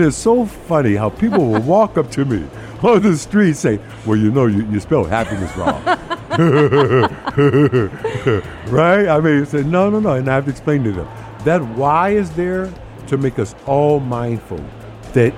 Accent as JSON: {"language": "English", "country": "United States", "tie": "born or raised there", "said": "I've spent my entire life in America, and as an American"}